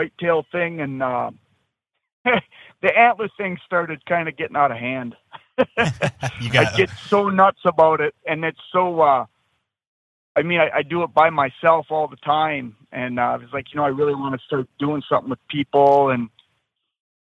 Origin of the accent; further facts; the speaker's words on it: central Minnesota, United States; I'm from central Minnesota